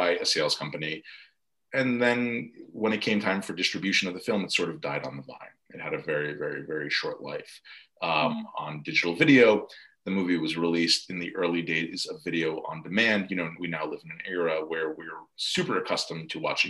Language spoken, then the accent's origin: English; New York metro area, United States; growing up in the New York metro area